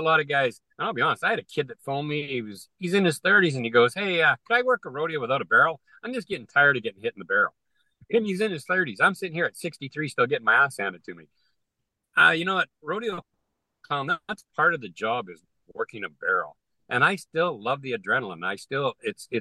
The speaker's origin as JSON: {"language": "English", "country": "Canada", "said": "I'm a Canadian in an American market in the entertainment business"}